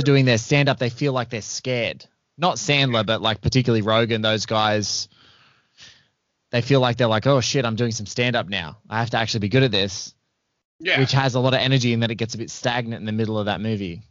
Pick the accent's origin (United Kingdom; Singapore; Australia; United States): Australia; as an Aussie